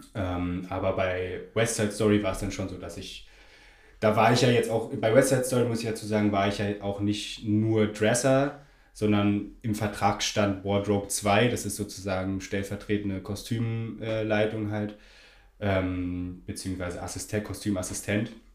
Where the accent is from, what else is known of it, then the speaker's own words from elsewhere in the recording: Berlin, Germany; moved away as an adult; now in Munich, Germany; ich komme ursprünglich aus Berlin